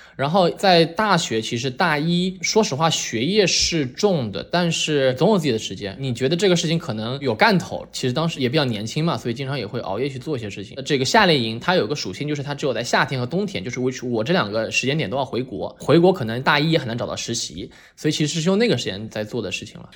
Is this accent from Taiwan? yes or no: no; Shanghai, China; moved away as an adult; 我是上海初中长大，然后在上海读的初高中嘛